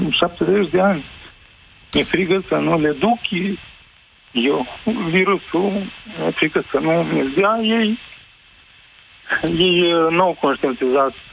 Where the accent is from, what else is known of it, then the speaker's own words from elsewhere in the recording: Iași, Iași County, Romania; sunt din Iași, am 41 de ani